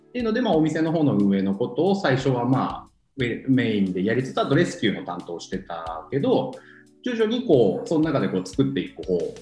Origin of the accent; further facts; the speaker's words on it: Iwate, Japan; moved away; もともと僕地元が岩手県で